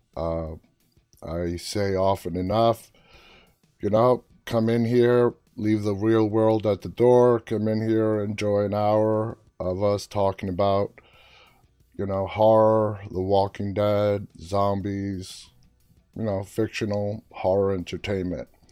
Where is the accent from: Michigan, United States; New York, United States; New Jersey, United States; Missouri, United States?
New York, United States; New York City; moved away; also born or lived in Washington, D.C. area; I grew up in New York City